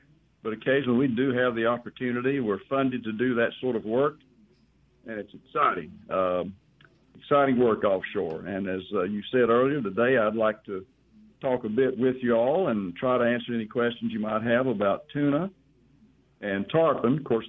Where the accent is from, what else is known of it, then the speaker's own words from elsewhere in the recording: Tennessee, United States; moved away as an adult; also born or lived in Ocean Springs, Mississippi; Well, I grew up in Tennessee.